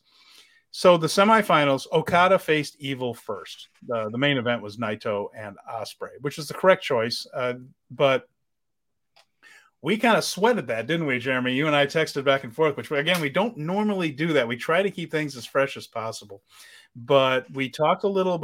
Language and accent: English; United States; I'm American